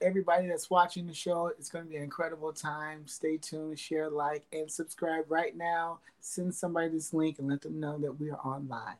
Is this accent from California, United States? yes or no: no; Chicago, Illinois, United States; also born or lived in Hampton, Virginia; now in Los Angeles, United States; I was born in Virginia, Hampton, Virginia. I was raised in Chicago and I moved around a lot, but currently I live in Los Angeles right now.